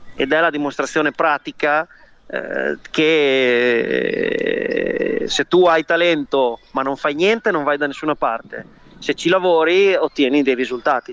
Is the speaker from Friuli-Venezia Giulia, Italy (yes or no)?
no; Imola, Emilia-Romagna, Italy; moved away as an adult; now in United States; io sono di Imola